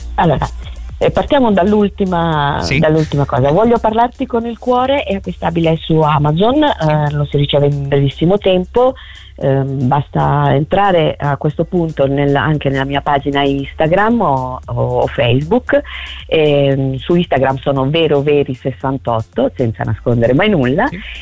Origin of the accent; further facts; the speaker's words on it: province of Palermo, Sicily, Italy; moved away as an adult; now in Lombardy, Italy; sono originaria de, della Sicilia, della okay. provincia di Palermo.